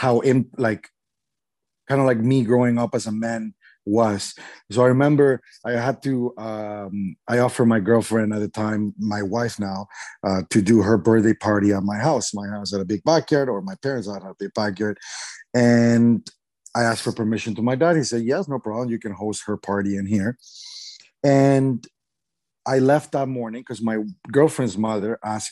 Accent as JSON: {"language": "English", "country": "Mexico", "said": "I'm from Mexico"}